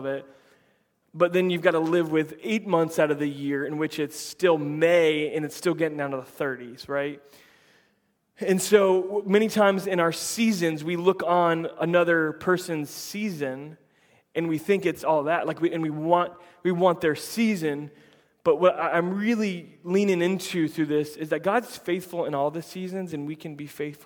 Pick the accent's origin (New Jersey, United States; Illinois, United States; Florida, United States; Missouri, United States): Florida, United States; Central; I grew up in Central Florida